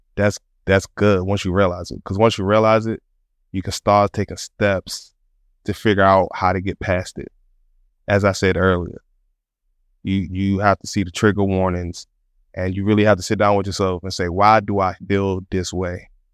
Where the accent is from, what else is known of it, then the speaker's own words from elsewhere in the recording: Washington, District of Columbia, United States; We grew up in Southeast D C